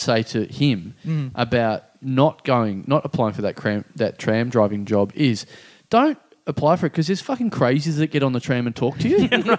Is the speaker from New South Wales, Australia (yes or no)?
no; Maryborough, Victoria, Australia; now in Melbourne, Australia; the big trip to Maribor, to my hometown.